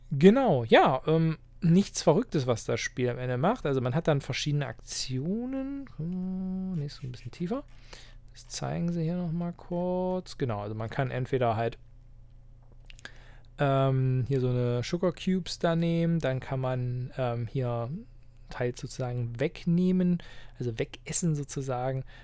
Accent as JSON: {"language": "German", "town": "Halberstadt", "region": "Saxony-Anhalt", "country": "Germany", "tie": "born or raised there", "said": "die ich bei mir in meiner Heimatstadt und Wohnort Halberstadt mache"}